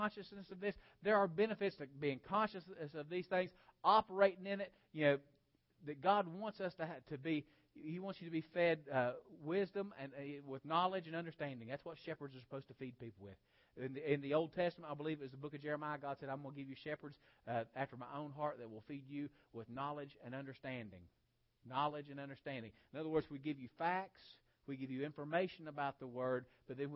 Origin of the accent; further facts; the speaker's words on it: West Virginia, United States; I grew up in West Virginia